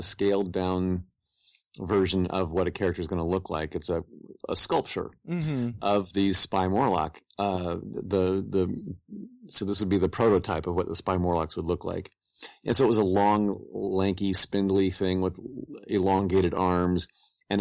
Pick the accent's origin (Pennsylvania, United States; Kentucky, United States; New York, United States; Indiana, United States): Indiana, United States; Indianapolis; I grew up in Indianapolis, Indiana, I went to Bishop Chatard High School.